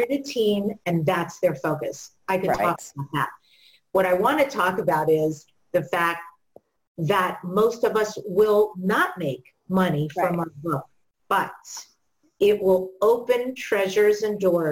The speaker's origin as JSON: {"language": "English", "region": "New York", "country": "United States", "said": "I'm from New York"}